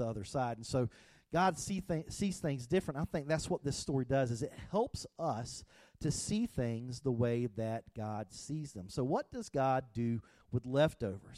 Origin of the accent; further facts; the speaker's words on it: the South, United States; I grew up in the South